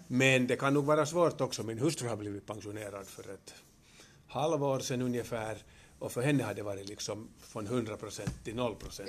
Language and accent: Swedish; Helsinki, Uusimaa, Finland; also born or lived in Kuopio; Jag är alltså jag är född i Helsingfors. Jag har börjat min skola i Kuopio. Jag har gått hälften av min skola på finska och sen andra hälften på svenska